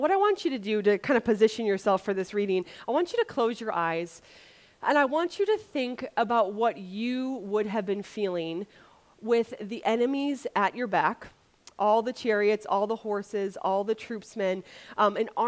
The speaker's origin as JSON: {"language": "English", "region": "Wisconsin", "country": "United States", "tie": "born or raised there", "moved": "yes", "said": "I grew up in Wisconsin without an ocean, so now that I live by an ocean"}